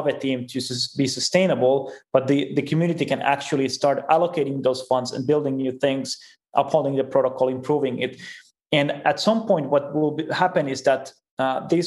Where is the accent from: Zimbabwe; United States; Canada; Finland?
Finland; I'm from Finland as well. And we have very big open source culture there.